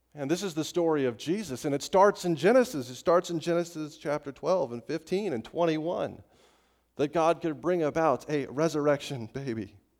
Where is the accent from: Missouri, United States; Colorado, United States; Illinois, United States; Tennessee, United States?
Colorado, United States; Estes Park; in my hometown of Estes Park, Colorado, when I was growing up